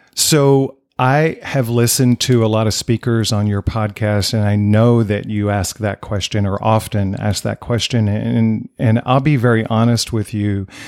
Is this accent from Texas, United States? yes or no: yes; Dallas-Fort Worth area, Texas, United States; also born or lived in Wichita Falls, Texas; I grew up here in the Dallas-Fort Worth area a year after I was born, we moved here